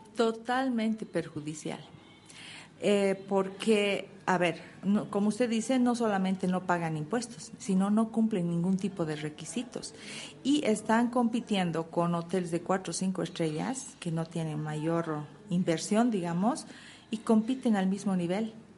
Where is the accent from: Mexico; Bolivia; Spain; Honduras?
Bolivia; Cochabamba; en Cochabamba tenemos lo que es el turismo de cultura, tenemos un hermoso clima, es una ciudad tranquila